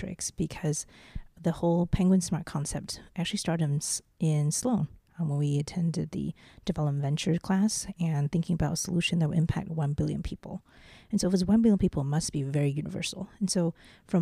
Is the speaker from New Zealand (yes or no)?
yes; New Zealand; also born or lived in Taiwan / Beijing, China / Boston, United States / Silicon Valley, United States; now in Taipei, Taiwan; I'm from Taiwan, but I grew up in New Zealand